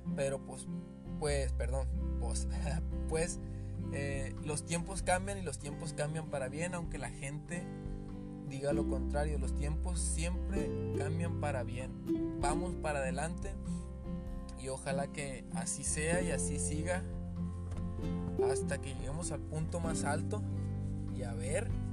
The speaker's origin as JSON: {"language": "Spanish", "country": "Mexico", "said": "yo soy de México"}